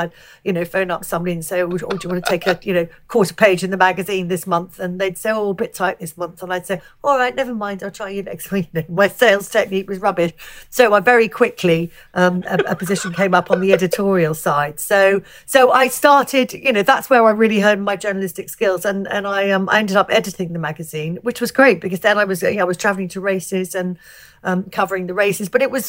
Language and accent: English; Alresford, South East England, United Kingdom; I grew up in Hampshire, which is in the south of England, a little town called Alsford, which is Winchester's probably the closest place that people will have heard